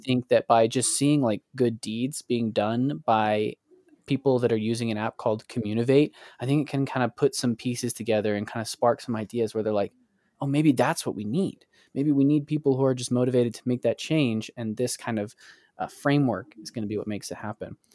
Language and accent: English; Springville, United States; my hometown of Springville